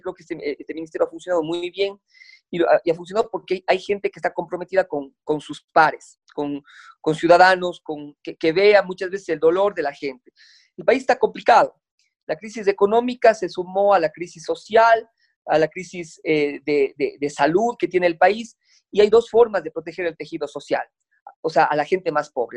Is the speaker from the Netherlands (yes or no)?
no; Cuenca, Azuay, Ecuador; como buen cuencano